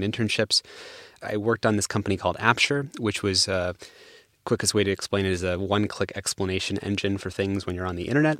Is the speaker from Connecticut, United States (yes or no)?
no; San Francisco, California, United States; I grew up actually in the Bay Area and San Francisco